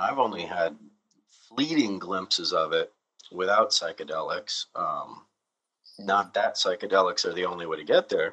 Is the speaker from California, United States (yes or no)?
yes; California, United States; accent: California; my horrible California accent